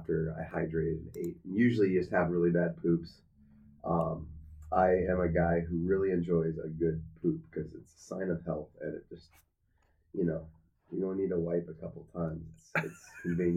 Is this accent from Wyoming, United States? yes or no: no; Anchorage, Alaska, United States; I was born and raised in Anchorage, Alaska.